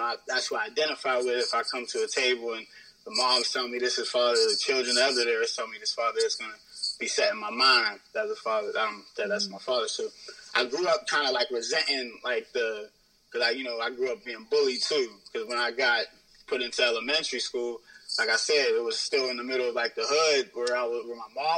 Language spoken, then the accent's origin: English; Pittsburgh, Pennsylvania, United States; where we were living at wasn't really the best like place where, you know, growing up in Pittsburgh.